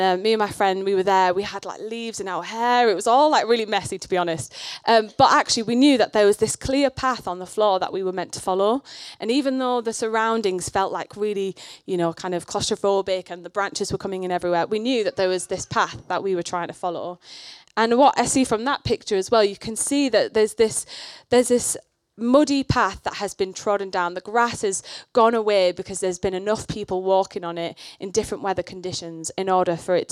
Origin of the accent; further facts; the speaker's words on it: the north of England, United Kingdom; I grew up in the north of England. You can probably tell my accent's a bit weird